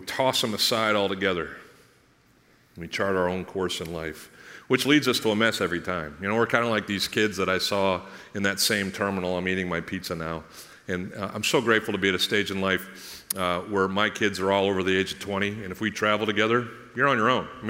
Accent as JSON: {"language": "English", "country": "United States", "said": "I'm an American"}